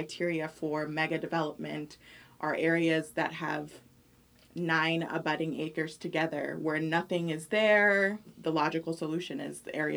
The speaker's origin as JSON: {"language": "English", "town": "New York City", "region": "New York", "country": "United States", "said": "I'm originally from New York City, the Bronx"}